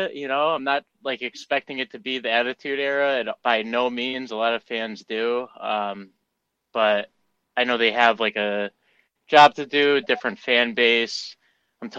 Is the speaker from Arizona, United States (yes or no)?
no; Connecticut, United States; I'm from Connecticut